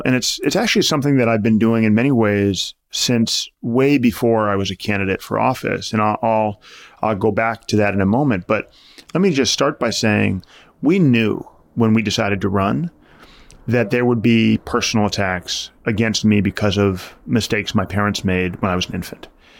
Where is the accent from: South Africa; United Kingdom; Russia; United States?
United States; New York City, New York; born there; And so for me, it really began when I was born in 1980 in New York City.